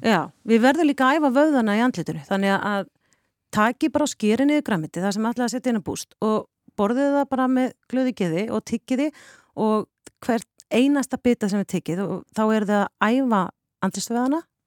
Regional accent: Vopnafjörður, Eastern Region, Iceland; moved away as an adult; also born or lived in Denmark; ég kem tvítug frá Vopnafjörði

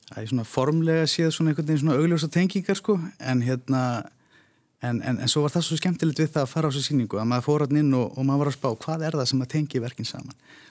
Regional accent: Iceland; við séum það bara yfir höfuð sem Íslendingar

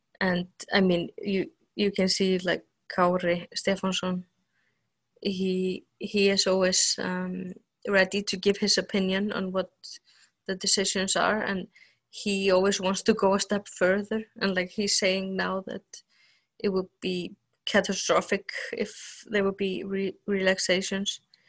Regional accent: Vestmannaeyjar, Iceland; in my hometown, it's mostly fishing

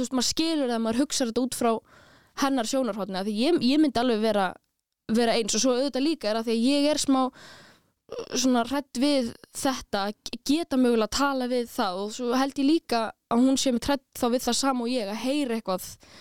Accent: Reykjavík, Capital Region, Iceland; also born or lived in Stykkishólmur; ég er alveg upp í Reykjavík en ég er ættuð frá stikkisólmi

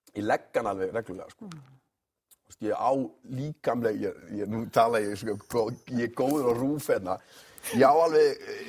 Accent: the West, Westfjords, Iceland; ég er svo mikið að vestan

